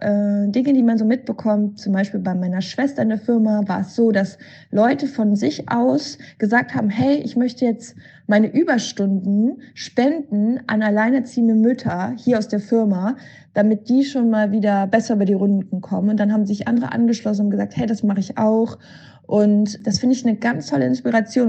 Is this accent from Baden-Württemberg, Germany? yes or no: no; Cologne, North Rhine-Westphalia, Germany; ich bin Kölnerin und hier in Köln ist es so